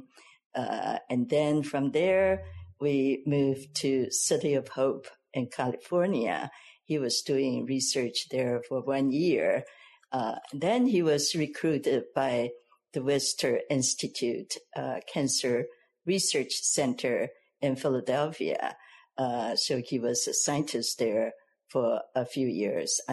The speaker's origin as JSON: {"language": "English", "country": "Taiwan", "tie": "born or raised there", "also_born_or_lived": "Michigan, United States", "moved": "as an adult", "lives_now": "Pomona, United States", "said": "I grew up in Taiwan."}